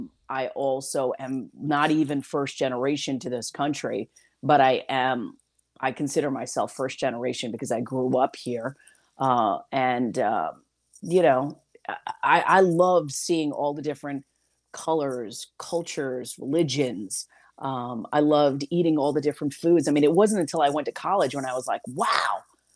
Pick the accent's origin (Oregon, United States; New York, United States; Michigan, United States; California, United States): New York, United States; I am so proud of the fact that I am from New York